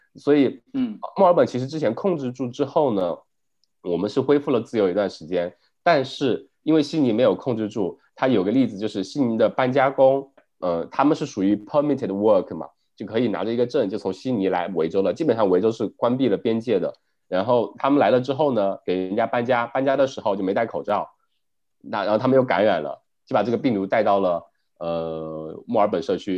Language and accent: Chinese; China; now in Melbourne, Australia; 我们国内